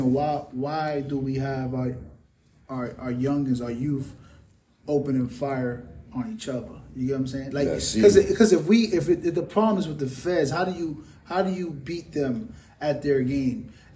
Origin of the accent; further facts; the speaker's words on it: New York City, New York, United States; I'm from the Bronx